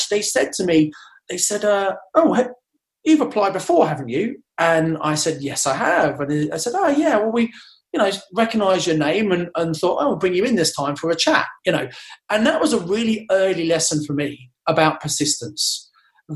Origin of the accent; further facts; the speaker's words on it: Kent, South East England, United Kingdom; I come from Kent. I went to a pretty good grammar school